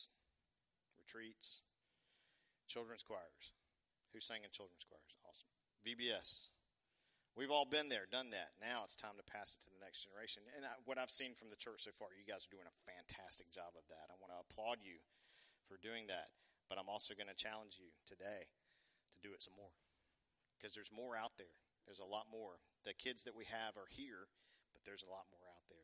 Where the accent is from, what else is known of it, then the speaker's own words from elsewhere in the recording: Tucker, Georgia, United States; Henderson High School in Tucker, Georgia